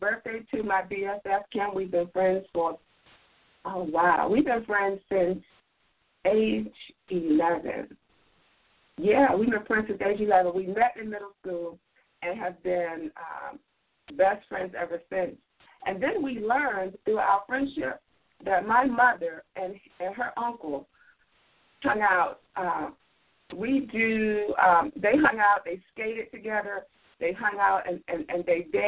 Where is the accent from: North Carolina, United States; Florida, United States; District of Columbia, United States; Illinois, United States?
District of Columbia, United States; Washington; I am from Washington, D.C., not Chicago, not Atlanta, not New York. I am from Washington, D.C.